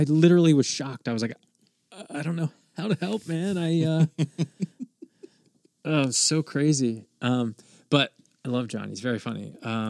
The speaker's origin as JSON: {"language": "English", "region": "East Coast", "country": "United States", "said": "I'm a guy from the East Coast."}